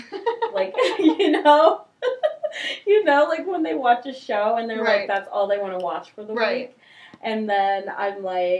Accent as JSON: {"language": "English", "region": "New York", "country": "United States", "said": "I'm from New York. I'm going to do something. I'm going to do it."}